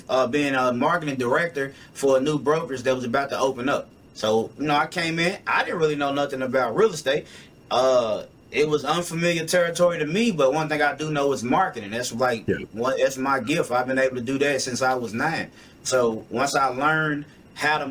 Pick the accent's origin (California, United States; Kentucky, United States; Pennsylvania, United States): Kentucky, United States; Louisville; I'm from Louisville, Kentucky. I traveled a lot. I went to a couple different places, but this has definitely been home my whole life